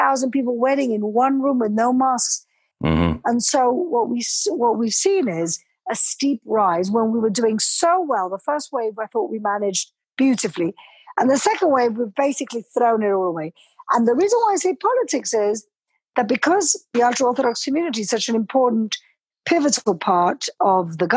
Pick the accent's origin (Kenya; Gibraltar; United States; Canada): Gibraltar; moved away as an adult; also born or lived in London; now in Jerusalem, Israel; I was brought up and raised in Gibraltar, studied law in London